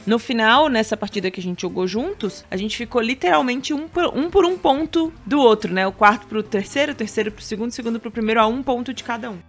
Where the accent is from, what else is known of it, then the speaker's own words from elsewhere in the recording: Itajaí, Santa Catarina, Brazil; accent: peixeiro (Itajaí); o sotaque da nossa é, linda e bela Itajaí